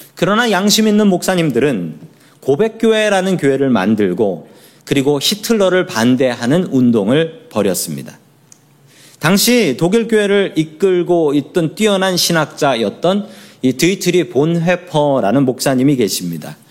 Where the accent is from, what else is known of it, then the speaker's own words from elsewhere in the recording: South Korea; 우리들은 한국 사람으로 태어났습니다